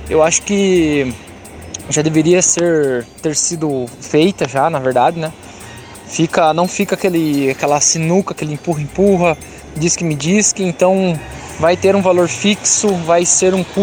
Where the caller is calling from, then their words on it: Campina Grande do Sul, Paraná, Brazil; sou de Campina Grande do Sul, Paraná.